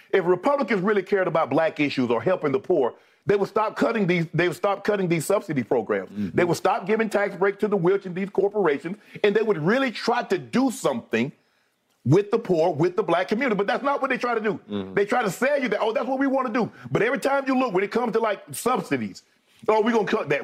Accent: Glennville, Georgia, United States; I'm from Georgia.

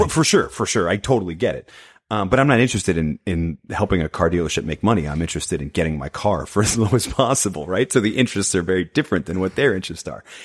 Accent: New England, United States; now in Tulsa, United States; I grew up in New England. Now I live in Oklahoma

